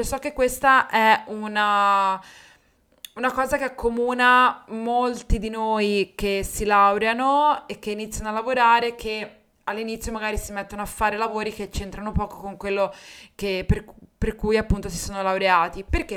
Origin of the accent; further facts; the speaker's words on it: Livorno, Tuscany, Italy; accent: Livornese; also born or lived in Rome; sono tornata a Livorno, che era la mia città, infatti lo sentirai dal mio accento